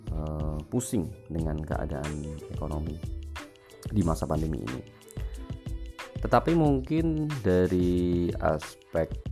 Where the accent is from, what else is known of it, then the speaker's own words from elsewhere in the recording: Pekalongan, Central Java, Indonesia; moved away as an adult; now in Semarang, Indonesia; Saya berasal dari Pekalongan.